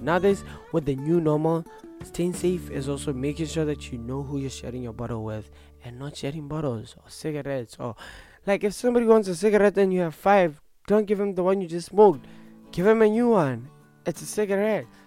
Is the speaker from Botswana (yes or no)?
yes; Botswana; now in Norwich, United Kingdom; I'm from Botswana